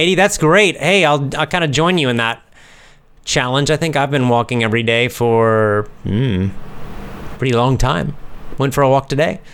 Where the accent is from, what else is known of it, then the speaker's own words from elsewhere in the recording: United States; I'm American